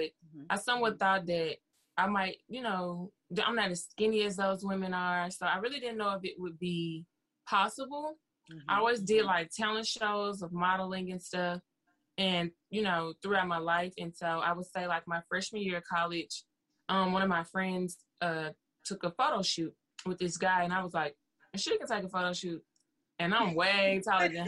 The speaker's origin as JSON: {"language": "English", "town": "Memphis", "region": "Tennessee", "country": "United States", "said": "I am from East Memphis, you know, little Winchester area, little Germantown area, mixed all up in there"}